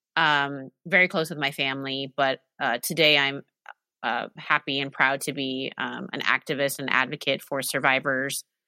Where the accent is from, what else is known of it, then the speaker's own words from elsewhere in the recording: Oregon, United States; also born or lived in Alaska; spent um, most of my life in Oregon. That's where I am now.